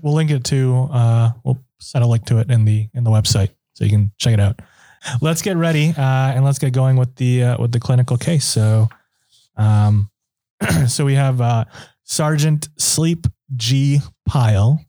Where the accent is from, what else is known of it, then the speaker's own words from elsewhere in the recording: Minnesota, United States; moved away; I'm from Minnesota originally